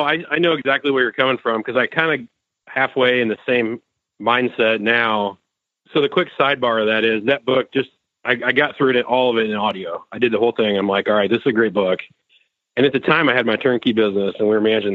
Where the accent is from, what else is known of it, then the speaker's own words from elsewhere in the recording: Indiana, United States; I grew up here in Indiana